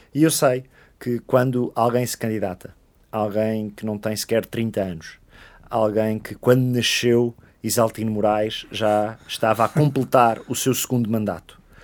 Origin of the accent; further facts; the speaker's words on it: Oeiras, Lisbon, Portugal; eu digo sempre que sou de Oeiras, e sou de Oeiras por orgulho